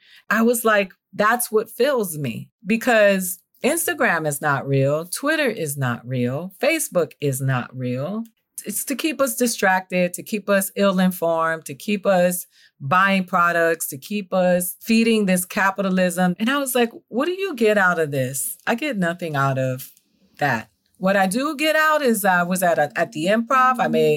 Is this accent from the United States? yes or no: yes; Miami, Florida, United States; I'm from Miami too